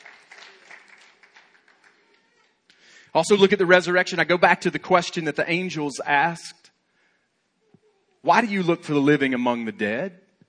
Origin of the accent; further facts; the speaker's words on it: Alabama, United States; I'm from Alabama